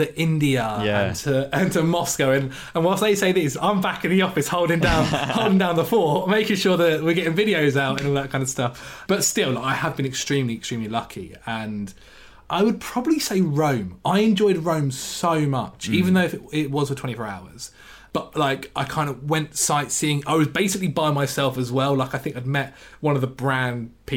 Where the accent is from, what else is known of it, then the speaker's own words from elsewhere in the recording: England, United Kingdom; growing up in England